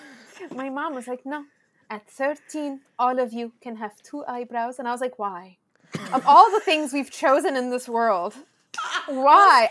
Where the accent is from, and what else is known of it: SoCal, California, United States; born or raised there; first language Spanish; English is a second language